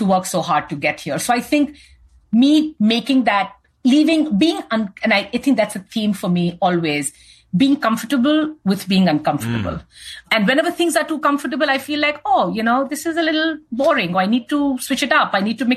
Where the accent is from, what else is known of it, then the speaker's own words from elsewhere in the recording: India; moved away as an adult; now in United States; I grew up in India and was at Seagram